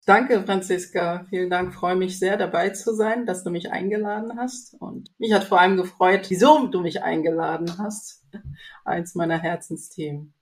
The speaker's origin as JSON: {"language": "German", "country": "Zambia", "moved": "yes", "said": "ich komme aus ähm, nicht aus der Hauptstadt, sondern wirklich vom äh, Dorf ohne Strom, ohne Wasserleitung"}